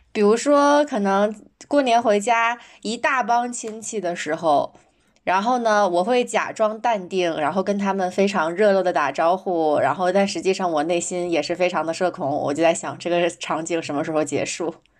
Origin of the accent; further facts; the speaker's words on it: Northeast China, China; moved away as an adult; also born or lived in London; 因为我是东北人，我在家的时候，如果说路上碰到一个人啊，什么遇到问题，我就会主动去围过去帮他